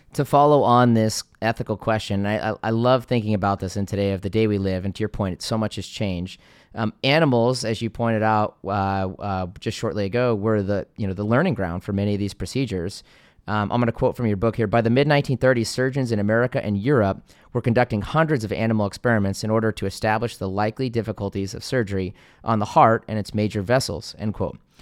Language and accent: English; Seattle, Washington, United States; being from the state of Washington myself, I'm born and raised in Seattle